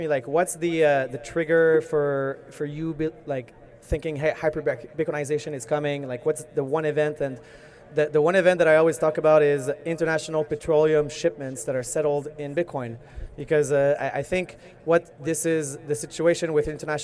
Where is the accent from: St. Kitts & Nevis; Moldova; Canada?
Canada; I'm a Canadian citizen